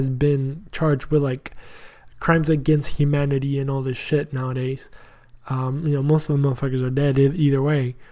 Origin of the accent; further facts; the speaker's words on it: Argentina; now in Texas, United States; I'm proud of being Argentinian